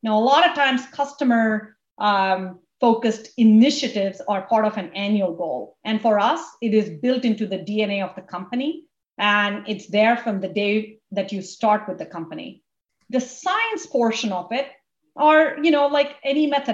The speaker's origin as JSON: {"language": "English", "country": "India", "tie": "born or raised there", "moved": "yes", "lives_now": "United States", "said": "where I grew up in India and my whole story of coming to this country"}